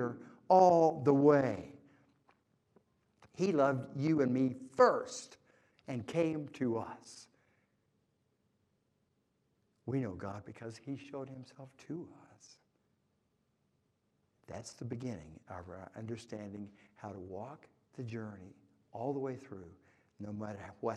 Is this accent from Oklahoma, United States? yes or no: yes; Oklahoma, United States; moved away; I grew up in Oklahoma, by the way. All my family is still in Oklahoma. That's why I talk like this